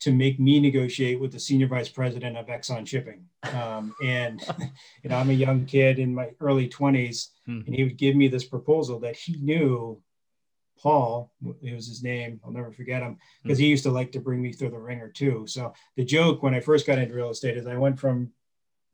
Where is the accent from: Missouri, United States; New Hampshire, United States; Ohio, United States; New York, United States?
New Hampshire, United States; Wolfeboro; also born or lived in Portsmouth, New Hampshire; I'm from New Hampshire, but specifically Lake Winnipesaukee area. I'm in the Wolfboro side.